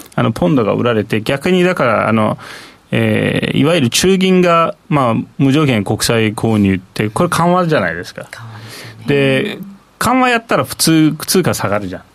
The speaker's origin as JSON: {"language": "Japanese", "country": "Turkey", "tie": "born or raised there", "moved": "yes", "lives_now": "Japan", "said": "僕はだからインフレが本当にハイパーインフレがある国で生まれ育ってる"}